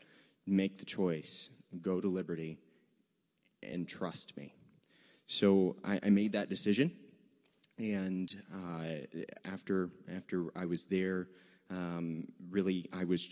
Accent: Virginia, United States; I say y'all because I'm from Virginia

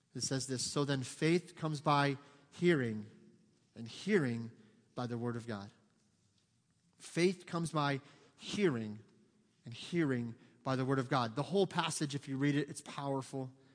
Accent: United States; we're Americans

